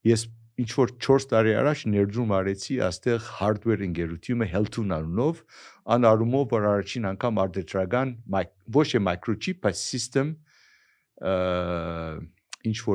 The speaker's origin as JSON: {"language": "Armenian", "town": "Aleppo", "region": "Aleppo Governorate", "country": "Syria", "tie": "born or raised there", "also_born_or_lived": "Silicon Valley, United States / Armenia", "moved": "yes", "said": "ես հիմա որ 40 տարի Ամերիկա, ես քեզ Շուրիա Հալեբ մեծացել եմ հետո Ամերիկա ուսանել եմ եւ Սիլիկոն Վալի մնացել եմ 40 տարի այնտեղ"}